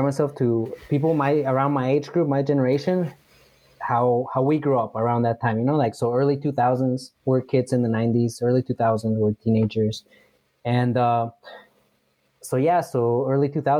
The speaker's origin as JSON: {"language": "English", "town": "Heber City", "region": "Utah", "country": "United States", "tie": "born or raised there", "moved": "as an adult", "lives_now": "Mexico", "said": "I grew up in Utah in the 90s and early 2000s"}